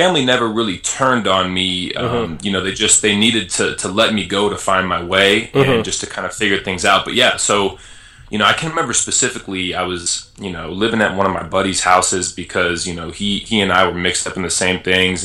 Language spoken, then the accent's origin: English; Las Vegas, Nevada, United States; moved away; also born or lived in Illinois; I grew up in Las Vegas